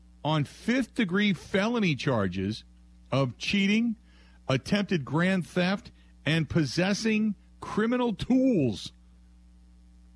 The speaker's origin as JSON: {"language": "English", "town": "Cincinnati", "region": "Ohio", "country": "United States", "moved": "yes", "lives_now": "Milwaukee, United States", "said": "I came from Cincinnati"}